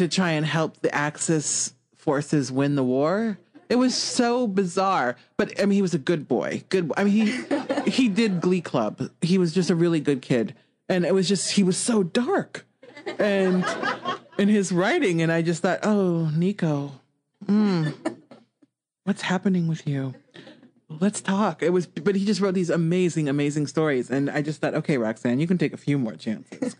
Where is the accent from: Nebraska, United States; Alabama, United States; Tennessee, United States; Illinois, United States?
Nebraska, United States; Omaha; I grew up in West Omaha. So Omaha is the biggest city in Nebraska.